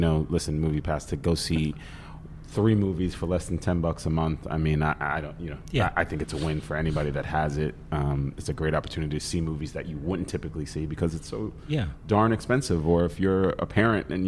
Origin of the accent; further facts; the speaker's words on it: New York City, New York, United States; I grew up in Staten Island